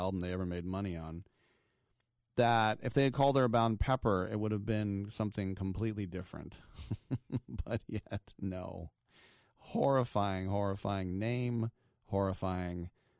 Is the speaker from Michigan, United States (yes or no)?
no; East Bay, California, United States; a huge punk fan growing up in the East Bay